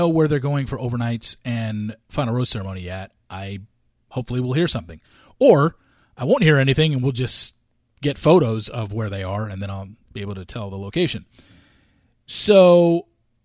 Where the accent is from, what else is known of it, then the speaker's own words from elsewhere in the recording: New York, United States; moved away; I was born in New York